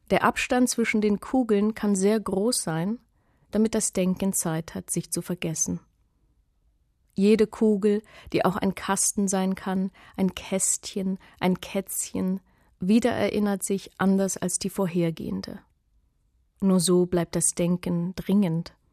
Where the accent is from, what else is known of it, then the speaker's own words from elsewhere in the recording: Germany; ich habe Russisch gelernt. Ich komme aus der DDR. Ich bin in der dritten Klasse in eine Russischklasse gekommen. Es war meine erste Fremdsprache.